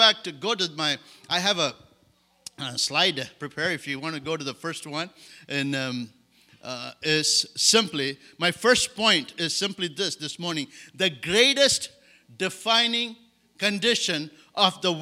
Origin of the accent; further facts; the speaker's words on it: India; English is a second language; also born or lived in Madagascar; now in France; I grew up in India